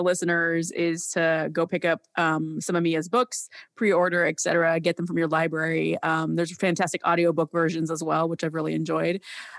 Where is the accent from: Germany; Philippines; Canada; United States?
Philippines; I grew up on Filipino food in the Philippines